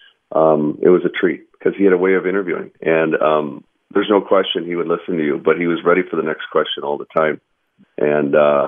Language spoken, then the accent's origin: English; Minnesota, United States; growing up in Minnesota